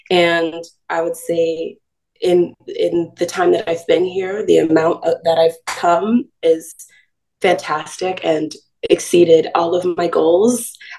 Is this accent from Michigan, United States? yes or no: no; Star Valley, Wyoming, United States; also born or lived in California; I spent half of my time in California, half of my time in Wyoming. During the summer in Wyoming, I grew up in Star Valley, and there's one radio station and it only plays country music.